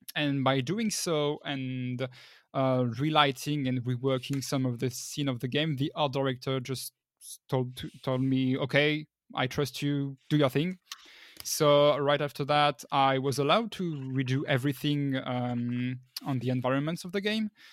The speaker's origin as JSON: {"language": "English", "region": "northern France", "country": "France", "moved": "yes", "lives_now": "Paris, France", "said": "I'm originally from the north of France, but right now I'm working at Dortnod in Paris"}